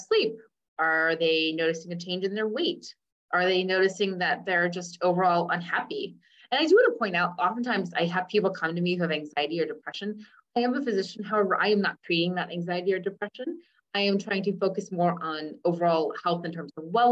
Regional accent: Cincinnati, Ohio, United States; first language English; I'm like, Ohio. And I go, it's a city, Cincinnati.

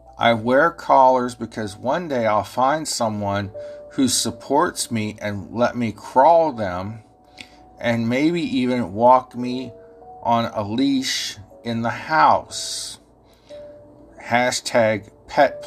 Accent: Ohio, United States; accent: Ohio; I know my Ohio accent confuses y'all sometimes

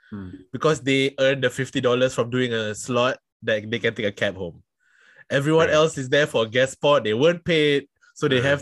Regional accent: Singapore; I am from Singapore.

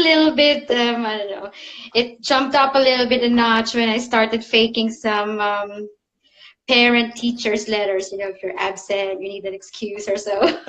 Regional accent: Philippines; now in Zurich, Switzerland; I'm originally from the Philippines, but I moved quite a lot around the globe, and now I found my second home in Zurich in Switzerland. So I've been living here now for 10 years.

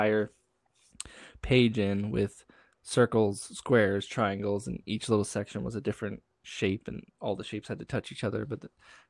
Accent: Canada; accent: Canadian; also born or lived in western Canada; I talk really Canadian. Like, I say sorry and I say a lot.

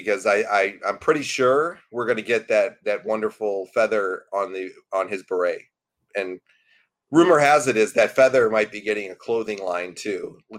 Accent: Binghamton, New York, United States; my hometown of Binghamton

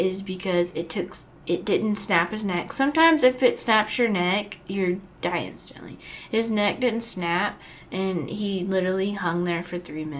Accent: Florida, United States; I do, because obviously I'm from Florida

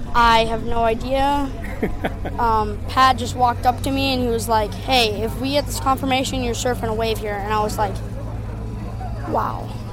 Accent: Sayulita, Nayarit, Mexico; I'm 11 years old, and I'm from Sayulita, Mexico.

